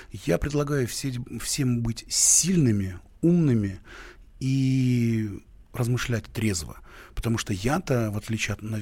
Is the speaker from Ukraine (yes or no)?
yes; Kyiv, Ukraine; born there; Да, я родился в Киеве и очень горжусь этим. И э, это один, это, это прекрасный город Киев.